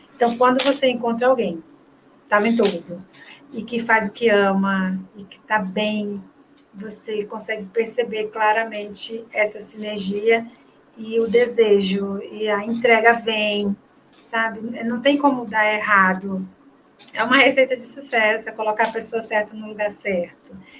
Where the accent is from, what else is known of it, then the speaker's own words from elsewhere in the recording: Belém, Pará, Brazil; Eu sou paraense, né? Sou de Belém do Pará